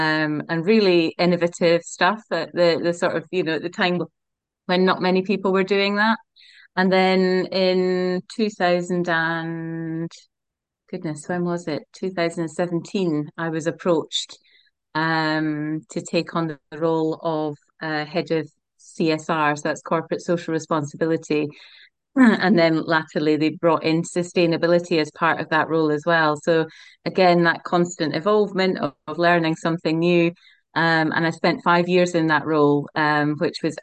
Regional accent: Scotland, United Kingdom; moved away as an adult; also born or lived in Aberdeen / Perth / Edinburgh; now in Nottingham, United Kingdom; I grew up in Scotland and studied up in Robert Gordon's University in Aberdeen

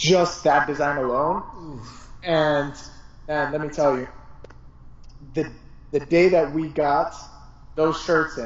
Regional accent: Colombia; moved away; my home country, Colombia

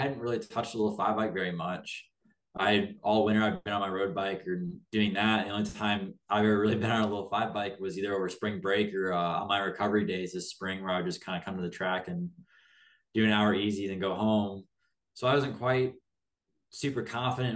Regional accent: South Bend, Indiana, United States; I'm from South Bend, Indiana

